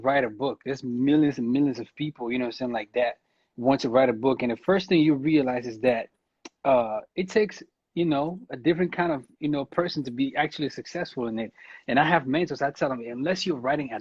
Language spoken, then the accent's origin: English; Cameroon; I'm from Cameroon